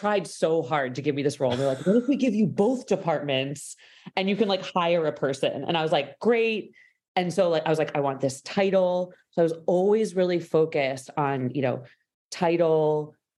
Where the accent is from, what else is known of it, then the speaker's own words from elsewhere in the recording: Boston, Massachusetts, United States; I'm from Boston.